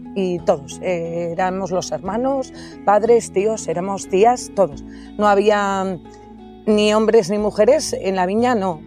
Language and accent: Spanish; Villatuerta, Navarre, Spain; moved away as an adult; also born or lived in Cirauqui; en mi pueblo, Villatorta. Llegué a Cirauqui, que me casé y fui ahí.